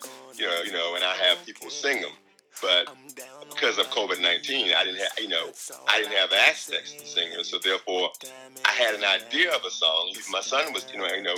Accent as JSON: {"language": "English", "region": "Hawaii", "country": "United States", "moved": "yes", "lives_now": "San Diego, United States", "said": "I'm from Hawaii. Yeah, so we're in the San Diego area now."}